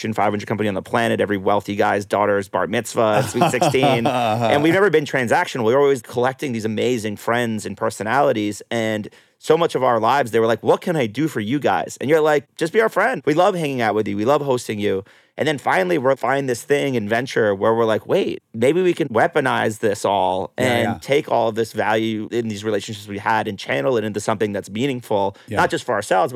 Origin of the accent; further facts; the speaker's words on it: New York, United States; now in Los Angeles, United States; I'm from New York originally, and I finally have a place back there